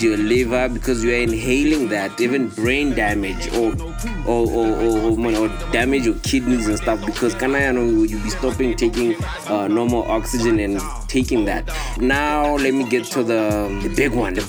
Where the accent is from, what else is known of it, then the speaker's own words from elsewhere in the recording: Nigeria; when I was growing up in Nigeria